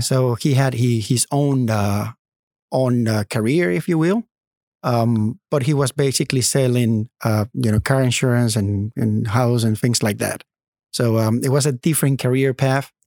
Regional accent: Maracaibo, Zulia, Venezuela; English is a second language; moved away as an adult; also born or lived in Norman, Oklahoma / New Orleans / Netherlands; now in United States; I grew up in Venezuela. I was born in Venezuela and I grew up in Venezuela.

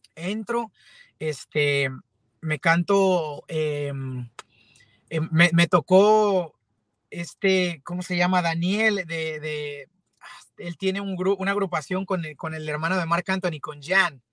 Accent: Mexico; soy, soy cantante este, mexicano

